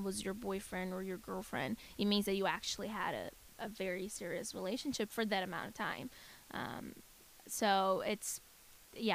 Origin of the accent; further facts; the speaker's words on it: Brazil; we in Brazil